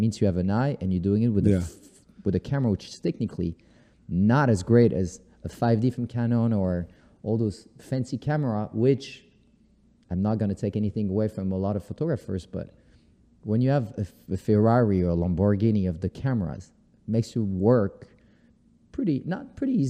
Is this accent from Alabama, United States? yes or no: no; New York, United States; now in Paris, France; I'll take it to New York because yeah. this is my hometown right.